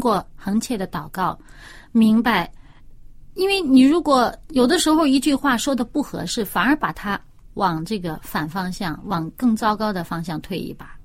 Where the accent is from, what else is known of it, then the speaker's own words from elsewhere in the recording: China; 我们中国人也有啊